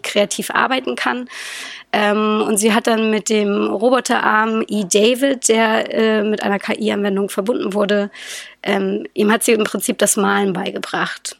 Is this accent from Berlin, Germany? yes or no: yes; Berlin, Germany; ich bin Berliner Kind